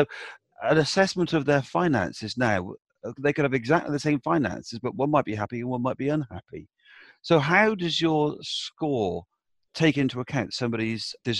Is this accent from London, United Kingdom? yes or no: no; Somerset, South West England, United Kingdom; the village I grew up in Somerset